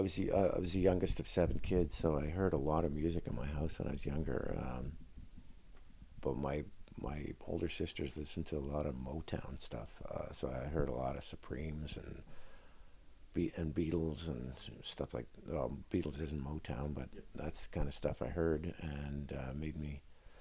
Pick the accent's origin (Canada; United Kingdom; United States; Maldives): Canada; Winnipeg, Manitoba; In Winnipeg.